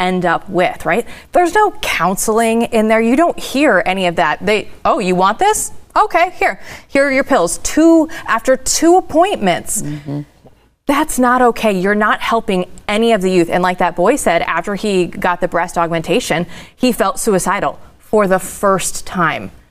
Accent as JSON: {"language": "English", "region": "Iowa", "country": "United States", "moved": "yes", "said": "I'm originally from Iowa"}